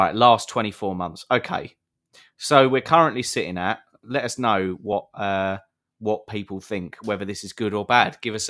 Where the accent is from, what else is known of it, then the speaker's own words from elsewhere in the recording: United Kingdom; we're British